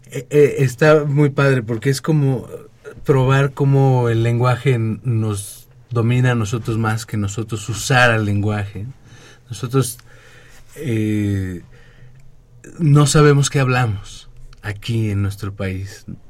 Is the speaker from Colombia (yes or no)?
no; Mexico; nuestro país